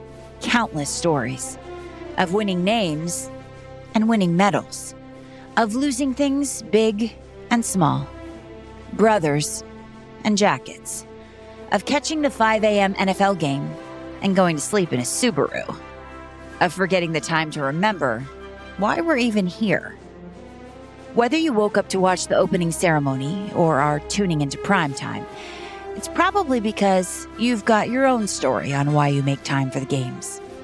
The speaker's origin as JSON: {"language": "English", "region": "New England", "country": "United States", "tie": "born or raised there", "said": "Growing up in New England, I mean, the Super Bowls in the last 7 years or so aren't something you can really miss."}